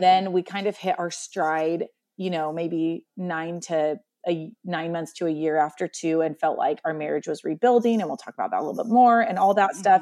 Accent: Columbia Gorge, Oregon, United States; also born or lived in central Washington; now in Washington, United States; In Oregon, I was born and raised, um, along the Columbia River in what we call the Columbia Gorge

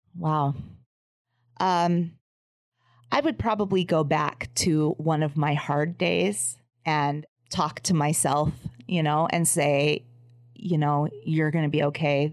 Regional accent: Los Angeles, California, United States; I grew up in Los Angeles

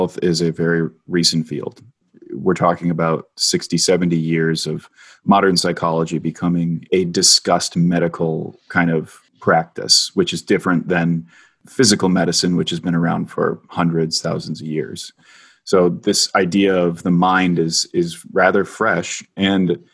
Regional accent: Minnesota, United States; my home state of Minnesota

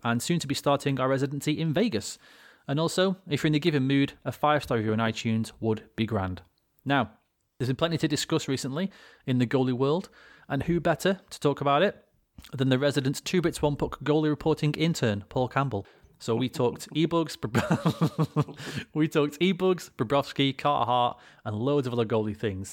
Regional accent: United Kingdom; I'm a British man

